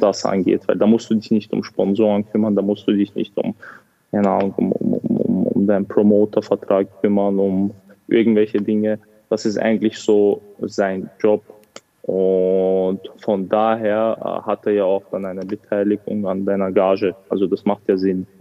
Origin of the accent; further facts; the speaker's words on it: Vienna, Austria; also born or lived in Grozny, Chechnya, Russia / England / Los Angeles, United States; Ich bin 1997 in Tschetschenien geboren. Zu der Zeit war der Krieg aktiv. Ähm, 2003 sind wir äh, nach Österreich geflüchtet